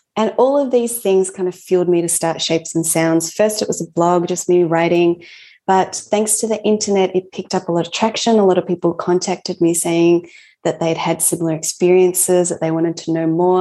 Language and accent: English; Australia; also born or lived in Japan / Melbourne, Australia; I moved to Australia when I was 4 years old from Japan